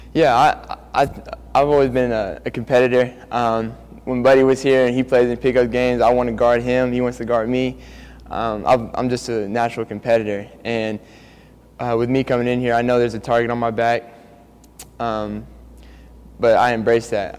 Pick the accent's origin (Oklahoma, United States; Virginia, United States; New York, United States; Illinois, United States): Oklahoma, United States; Norman; also born or lived in Lubbock, Texas; I was born in Lubbock, Texas, but I was raised here in Norman